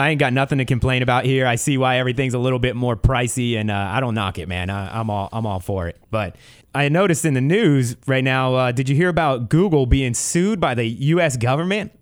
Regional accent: East Coast, United States; now in Ventura County, United States; growing up on the East Coast

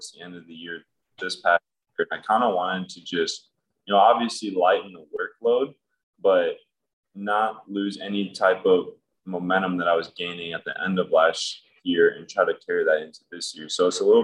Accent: south suburbs of Chicago, Illinois, United States; I grew up in a place just south of Chicago in the suburbs

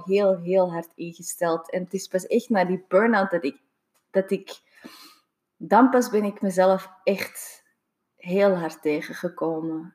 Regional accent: Singapore; moved away; Ik ben in Singapore opgegroeid

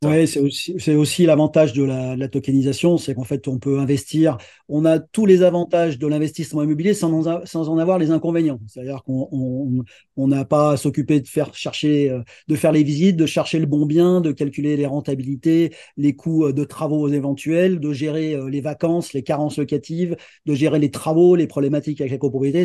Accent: Lyon, Auvergne-Rhône-Alpes, France; je suis originaire de Lyon et j'habite Lyon

